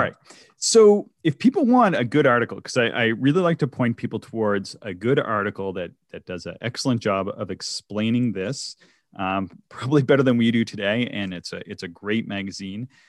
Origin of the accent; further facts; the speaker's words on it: Canada; I grew up on American cartoons. So I, I lived very close to the States, uh, in, in sort of rural Canada.